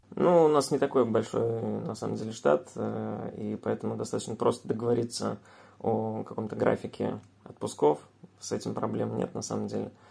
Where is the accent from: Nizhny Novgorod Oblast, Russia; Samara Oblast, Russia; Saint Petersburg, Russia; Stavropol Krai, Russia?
Samara Oblast, Russia; Samara; мы вообще сами из Самары